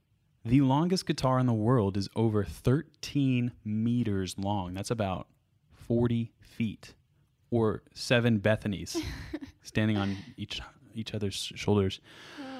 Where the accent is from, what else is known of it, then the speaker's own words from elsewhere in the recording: New England, United States; cause I'm from New England